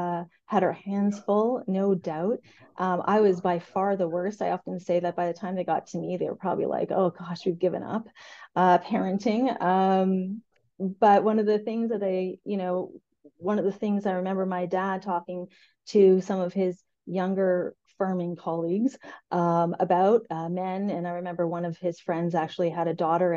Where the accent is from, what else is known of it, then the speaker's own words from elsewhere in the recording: rural Eastern Ontario, Canada; we grew up in rural Ontario. They had a beef cattle farm.